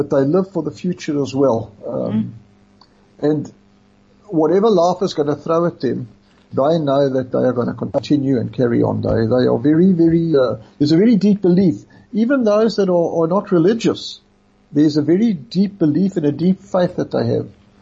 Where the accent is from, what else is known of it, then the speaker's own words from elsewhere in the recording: Brakpan, Gauteng, South Africa; moved away as an adult; also born or lived in Raanana, Israel; now in Israel; I come from Brakpan, for those that don't know, which is a little town close to Benoni.